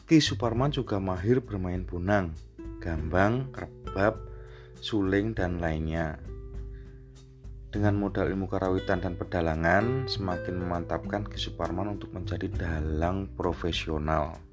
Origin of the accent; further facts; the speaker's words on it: Yogyakarta, Special Region of Yogyakarta, Indonesia; biasanya kita, orang Jogja itu nyebutnya wayangan awan